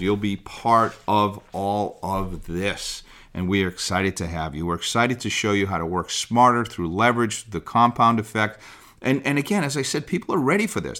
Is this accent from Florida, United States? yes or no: no; Boston, Massachusetts, United States; also born or lived in Southern California; I grew up in the Boston area